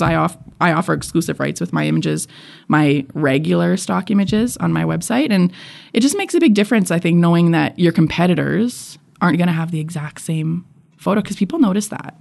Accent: Edmonton, Alberta, Canada; I was born and raised in Edmonton

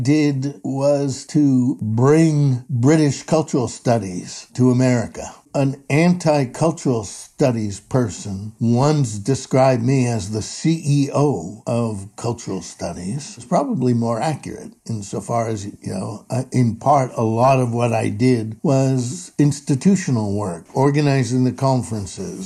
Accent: New York City, New York, United States; I was born in New York City and grew up in Brooklyn on the Southern Shore

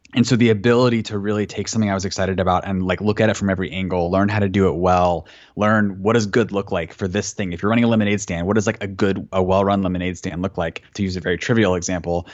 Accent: Florida, United States; also born or lived in Atlanta, Georgia; when I was really young, we moved from Atlanta, where my mom was a public school teacher, to Florida

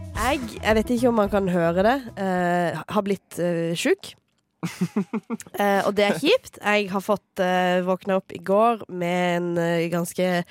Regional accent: Farsund, Agder, Norway; now in Oslo, Norway; huset mitt hjemme i Farsund, det der min offisielle adresse

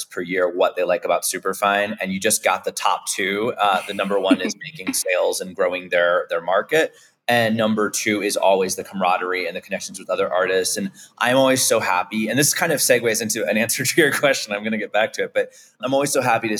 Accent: St. Petersburg, Florida, United States; also born or lived in Miami; I grew up in St. Petersburg, Florida.

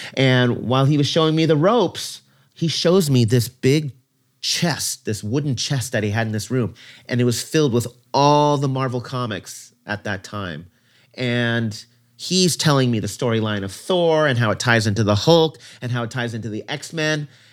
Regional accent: Ventura County, Southern California, United States; also born or lived in Brooklyn, New York; I'd been living in Ventura County ever since I was three years old, so pretty much most of my life was in very rural, white, conservative, Christian community.

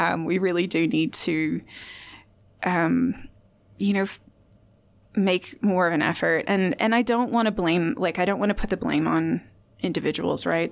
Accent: Indiana, United States; now in Australia; I'm from Indiana

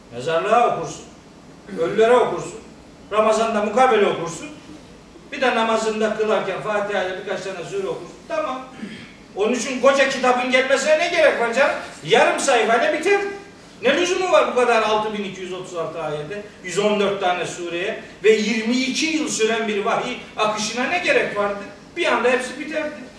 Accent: Trabzon, Turkey; Ben Trabzonluyum.

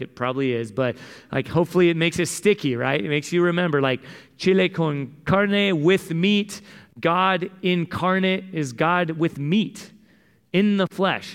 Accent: San Diego, California, United States; I grew up in San Diego

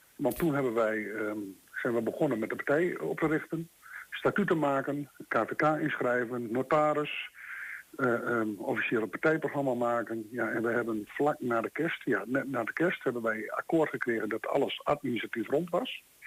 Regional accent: Netherlands; wij zijn Nederlanders

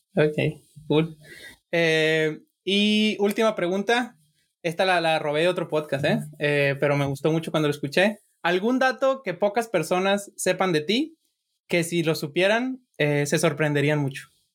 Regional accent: Sinaloa, Mexico; yo soy de Sinaloa

